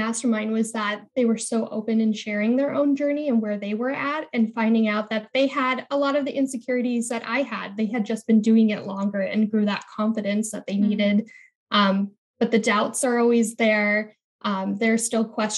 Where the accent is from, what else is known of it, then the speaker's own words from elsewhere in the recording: Midwest, United States; I was born in the Midwest. And I really had those Midwestern values of working really hard